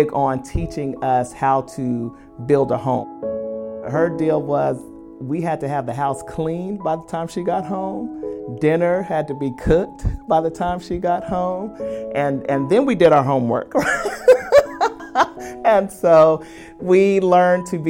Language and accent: English; Oklahoma, United States; also born or lived in Memphis, Tennessee; I have been in Oklahoma. This will be year 45